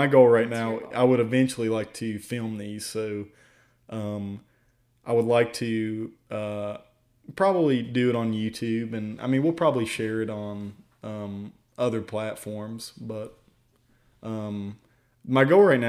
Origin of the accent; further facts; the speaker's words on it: Tazewell, Virginia, United States; So we're both from Virginia, mm-hmm. Tazewell, Virginia. We both are. We grew up there our whole lives.